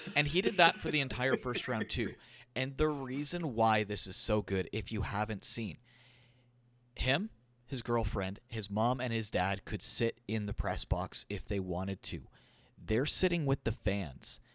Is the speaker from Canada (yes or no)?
yes; Alberta, Canada; I was born in Alberta. I was born just a little bit west of Edmonton